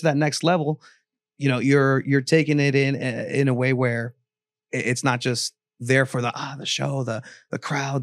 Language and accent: English; San Diego, California, United States; a just diehard San Diegan